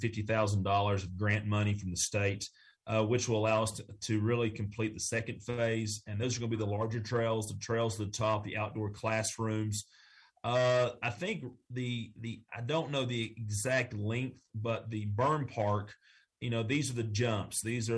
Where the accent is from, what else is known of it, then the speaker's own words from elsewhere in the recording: the South, United States; accent: Southern; I hope someone of my friends in New York City heard my Southern accent today.